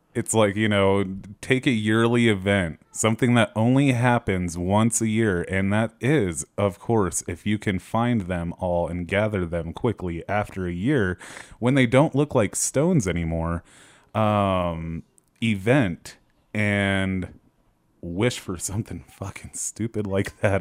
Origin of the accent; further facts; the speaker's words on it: United States; we're, we're American